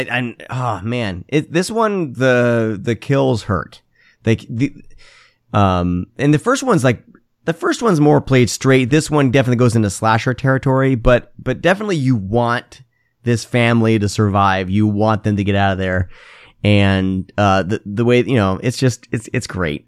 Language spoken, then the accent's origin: English; Iowa, United States; moved away; I grew up in Iowa